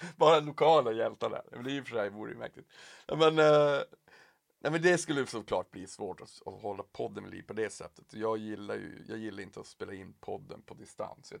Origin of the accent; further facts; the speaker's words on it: Piteå, Norrbotten County, Sweden; now in Stockholm, Sweden; jag är ju uppväxt i Piteå